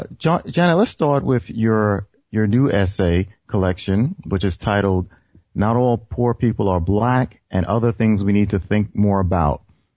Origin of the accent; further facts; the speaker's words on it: New York City, New York, United States; I grew up in Jamaica, Queens, or St. Albans, Queens, New York